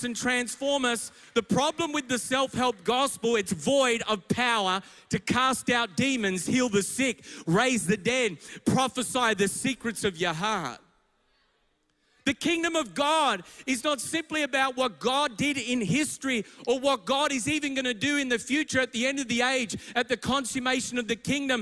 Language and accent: English; Melbourne, Victoria, Australia; I'm from Melbourne. My church is in Richmond and beyond